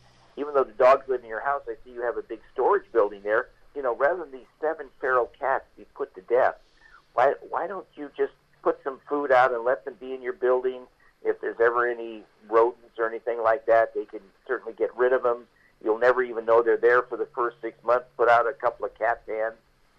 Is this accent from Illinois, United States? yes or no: no; California, United States; We're from Northern California.